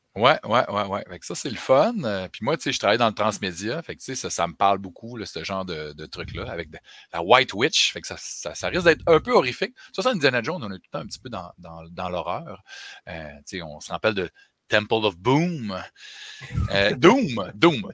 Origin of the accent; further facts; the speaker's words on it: Chicoutimi, Quebec, Canada; moved away; je viens de Chicoutimi